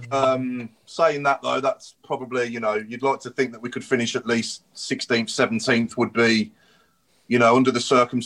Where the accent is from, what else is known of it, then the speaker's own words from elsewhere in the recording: England, United Kingdom; as an Englishman